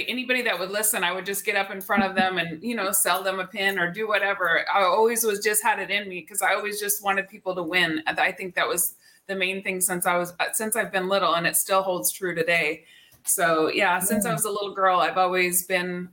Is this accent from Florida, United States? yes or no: no; Montesano, Washington, United States; I grew up in Washington State. I was born and raised in a small town called Montesano